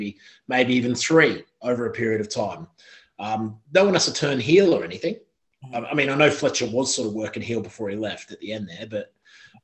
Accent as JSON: {"language": "English", "country": "Australia", "said": "I'm an Aussie"}